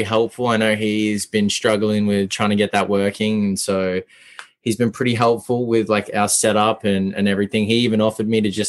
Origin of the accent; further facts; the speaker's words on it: Melbourne, Victoria, Australia; moved away as an adult; also born or lived in Los Angeles; now in New York, United States; I grew up in Melbourne. And then I moved to L.A. originally. And then I came here very recently